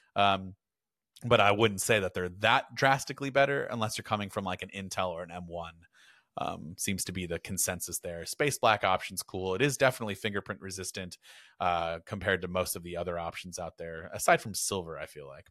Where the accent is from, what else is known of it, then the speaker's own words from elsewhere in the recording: United States; I am American and we say Porsche in America